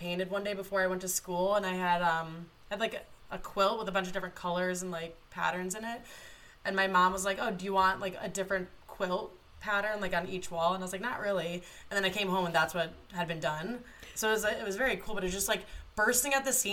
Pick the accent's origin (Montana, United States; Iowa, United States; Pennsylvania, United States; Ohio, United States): Ohio, United States; Toledo; I grew up in Toledo, Ohio